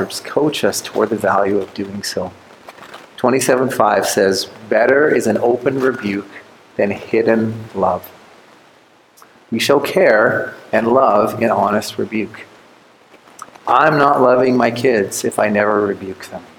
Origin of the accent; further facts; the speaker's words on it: Canada